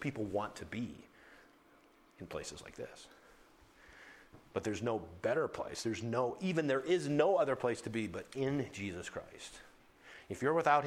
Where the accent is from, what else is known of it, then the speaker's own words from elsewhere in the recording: Tuttle, North Dakota, United States; moved away; I was from Tuttle, North Dakota, which is 9 miles from nowhere.